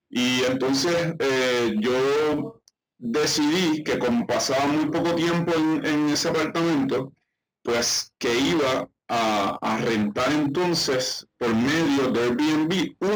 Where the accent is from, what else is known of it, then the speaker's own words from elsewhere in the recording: Isabela, Puerto Rico; yo eh, soy de Isabela, Puerto Rico. Eh, nuestro pueblo, ¿verdad? Acá es un pueblo de, playa, es un pueblo